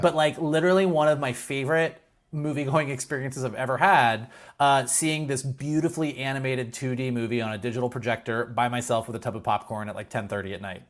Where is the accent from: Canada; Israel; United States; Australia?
United States; Gainesville, Florida; now in Los Angeles, United States; growing up in Gainesville, Florida